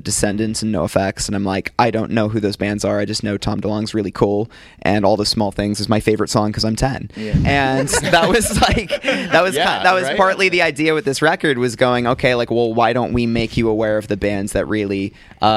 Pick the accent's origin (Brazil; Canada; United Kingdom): United Kingdom; also born or lived in United States; being American growing up in the UK ever since I was six